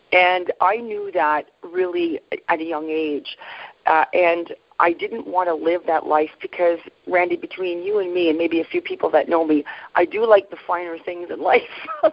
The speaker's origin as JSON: {"language": "English", "town": "Sudbury", "region": "Ontario", "country": "Canada", "tie": "born or raised there", "said": "I was raised in Northern Ontario uh, specifically, I was raised in Sudbury"}